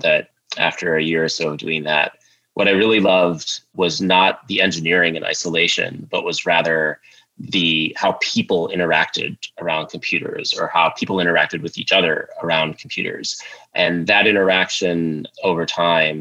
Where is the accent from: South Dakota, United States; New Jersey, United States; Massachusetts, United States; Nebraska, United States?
South Dakota, United States; Sioux Falls; I grew up in Sioux Falls, South Dakota, just a shy kid there